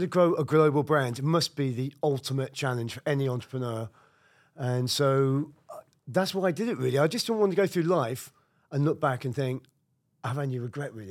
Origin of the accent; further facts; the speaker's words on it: United Kingdom; moved away as an adult; now in Brooklyn, United States; I'm a Brit